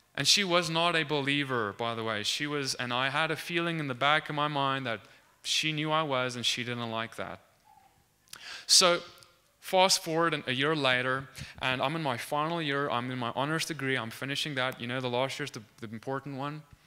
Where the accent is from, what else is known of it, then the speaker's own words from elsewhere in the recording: South Africa; moved away; I'm from South Africa, for, uh, for those of you who don't know. I studied at the University of Pretoria